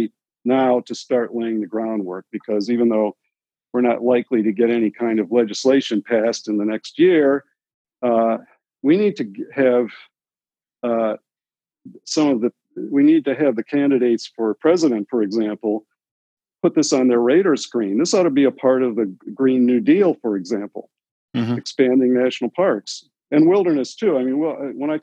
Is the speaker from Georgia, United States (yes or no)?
no; Michigan, United States; moved away; I'm from Michigan originally